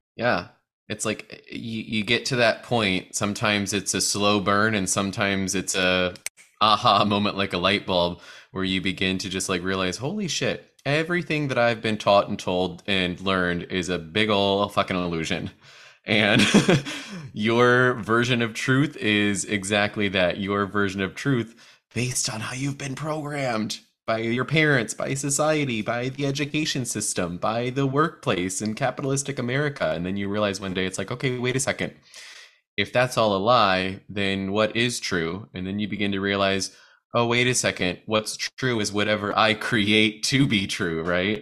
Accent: Midwest, United States; as a fellow midwesterner

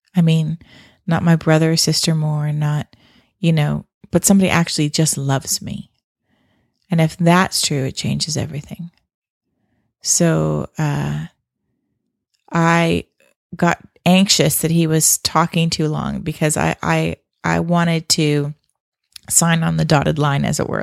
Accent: Canada; I grew up in Canada

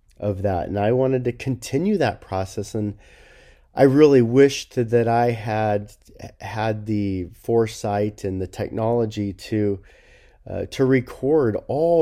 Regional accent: Los Angeles, California, United States; I grew up in Los Angeles area

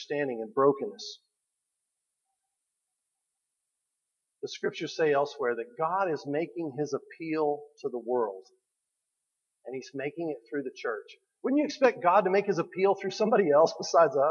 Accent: New Mexico, United States; I'm from New Mexico

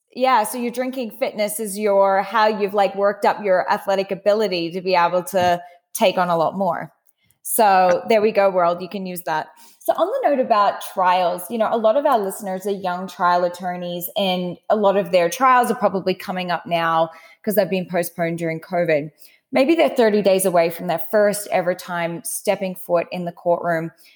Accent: Australia; as an Aussie

